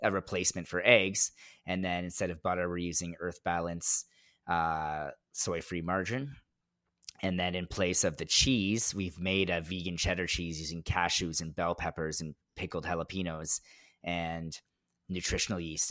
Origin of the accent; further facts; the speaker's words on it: Mississauga, Ontario, Canada; also born or lived in Orangeville; I'm from Mississauga